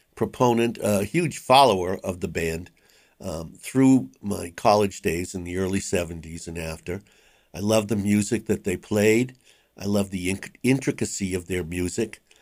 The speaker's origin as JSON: {"language": "English", "town": "Boston", "region": "Massachusetts", "country": "United States", "tie": "born or raised there", "said": "I grew up in West Roxbury, and West Roxbury and Rosendale are kind of contiguous"}